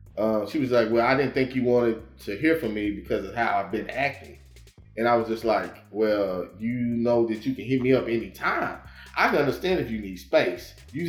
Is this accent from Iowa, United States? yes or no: no; Fort Worth, Texas, United States; I'm from Funky Town. I'm from Rolling Hills. I'm …. That's where I used to stay. That's where I grew up.